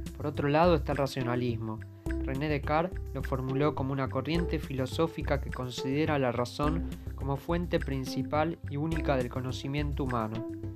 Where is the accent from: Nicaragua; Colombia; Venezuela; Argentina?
Argentina; nos daña como argentinos